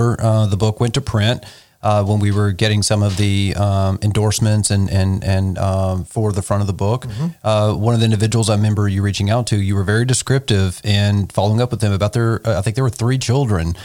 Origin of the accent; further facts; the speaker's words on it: the South, United States; now in Nashville, United States; growing up in the South